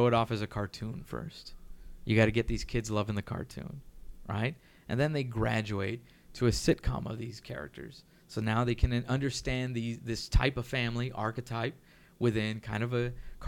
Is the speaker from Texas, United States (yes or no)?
yes; Mercedes, Texas, United States; moved away; also born or lived in McAllen, Texas; I grew up in Mercedes.